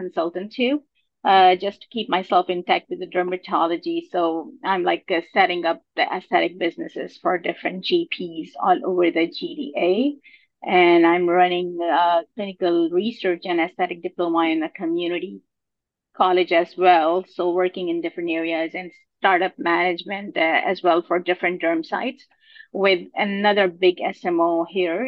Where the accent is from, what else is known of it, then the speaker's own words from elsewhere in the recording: Pakistan; moved away as an adult; also born or lived in Malaysia / Singapore / United Kingdom / Germany; now in Canada; I'm basically from Pakistan. I did my medical school from there